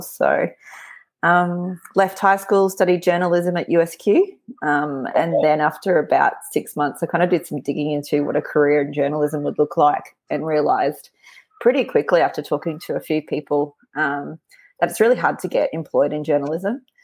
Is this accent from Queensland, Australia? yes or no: yes; Brisbane, Queensland, Australia; born and raised in Brisbane